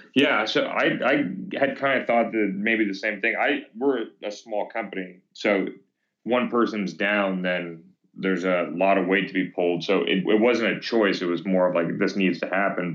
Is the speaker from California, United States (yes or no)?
yes; Thousand Oaks, California, United States; also born or lived in Venice, Los Angeles / Houston / North Hollywood / West LA; now in Ventura, United States; grew up in Thousand Oaks